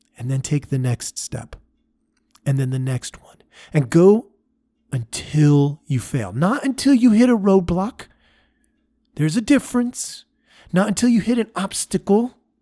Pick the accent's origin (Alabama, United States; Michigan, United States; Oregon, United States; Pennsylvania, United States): Oregon, United States; As a young man growing up, I grew up in Oregon.